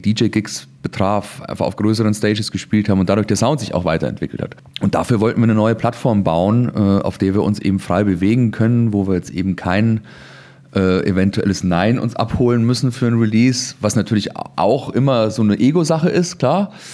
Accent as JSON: {"language": "German", "area": "Chiemgau", "region": "Bavaria", "country": "Germany", "tie": "born or raised there", "moved": "yes", "said": "in Bayern, in Chiemgau, da wo ich herkomme"}